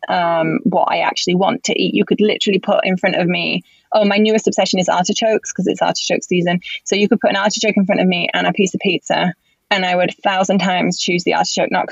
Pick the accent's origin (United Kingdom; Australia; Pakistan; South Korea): United Kingdom; England; also born or lived in Spain; now in Los Angeles, United States; being English